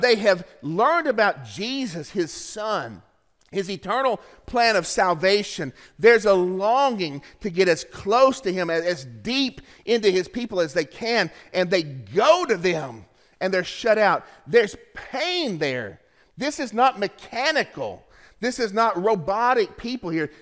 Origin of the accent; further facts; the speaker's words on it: Tennessee, United States; I was in seventh grade in Eastridge Middle School in my hometown.